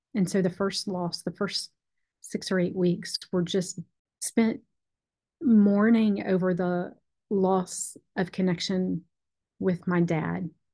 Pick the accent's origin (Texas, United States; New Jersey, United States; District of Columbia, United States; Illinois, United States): Texas, United States; when I was growing up in Texas